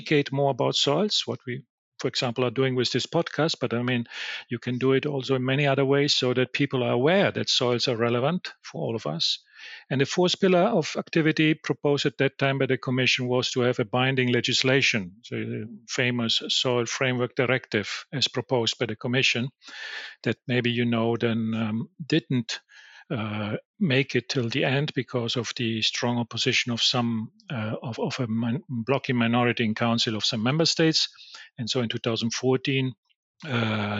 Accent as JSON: {"language": "English", "country": "Italy", "said": "I'm from Italy"}